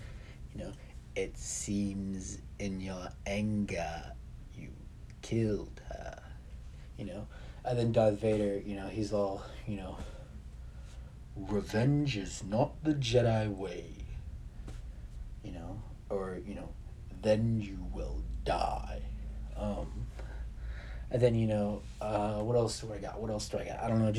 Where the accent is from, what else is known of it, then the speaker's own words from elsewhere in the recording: Kilgore, Texas, United States; I went to UT, you know, I went to Texas, you know, university, and I'm from Kilgore, Texas